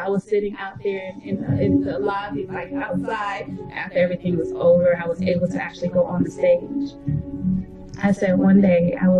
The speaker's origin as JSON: {"language": "English", "town": "Atlanta", "region": "Georgia", "country": "United States", "said": "I'm from Atlanta, Georgia"}